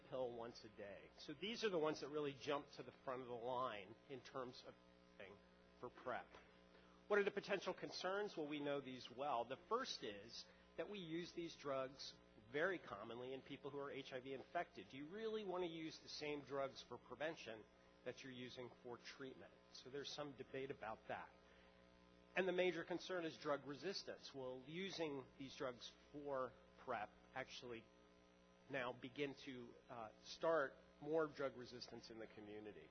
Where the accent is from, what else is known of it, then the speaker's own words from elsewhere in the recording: New York, United States; As a New Yorker